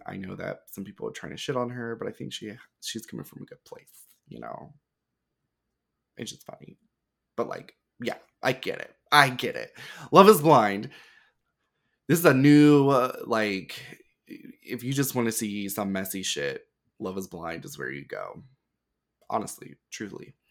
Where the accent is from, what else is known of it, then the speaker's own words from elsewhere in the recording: the South, United States; growing up in the South